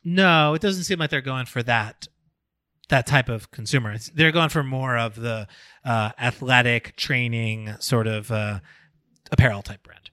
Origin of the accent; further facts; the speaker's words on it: New York, United States; As a New Yorker